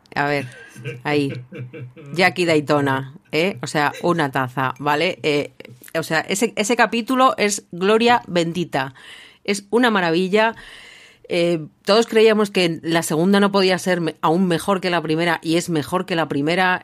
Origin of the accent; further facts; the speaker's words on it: Basque Country, Spain; yo como, como vasca